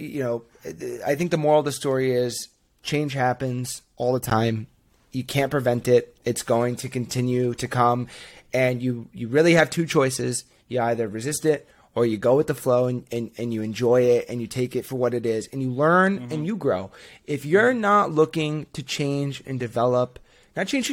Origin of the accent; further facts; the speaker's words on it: Northeast, United States; now in Boston, United States; born and raised in the Northeast, live up in Boston, have not left yet